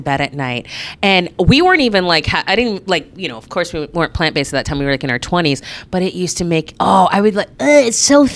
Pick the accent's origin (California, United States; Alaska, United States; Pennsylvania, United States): Alaska, United States; Anchorage; I am born and raised here in Anchorage